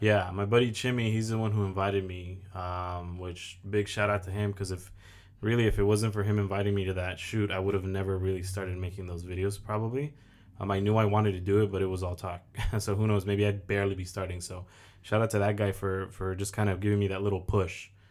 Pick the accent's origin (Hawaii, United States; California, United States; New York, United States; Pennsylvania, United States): California, United States; Oxnard; born and raised in Oxnard, I am twenty-five